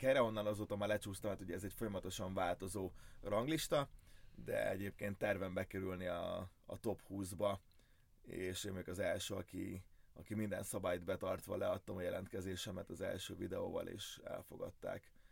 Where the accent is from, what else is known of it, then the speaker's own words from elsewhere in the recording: Hungary; első magyarként